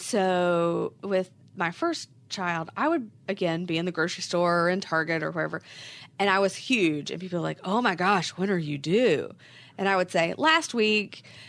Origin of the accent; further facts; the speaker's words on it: West Virginia, United States; now in Charlotte, United States; I am originally from West Virginia, but have lived in Charlotte forever at this point